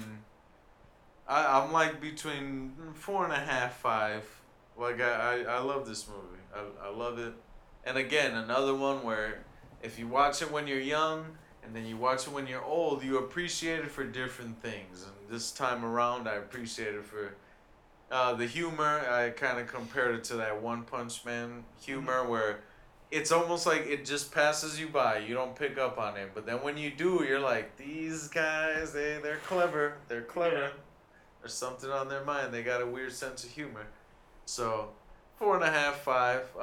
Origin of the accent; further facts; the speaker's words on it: United States; with us being American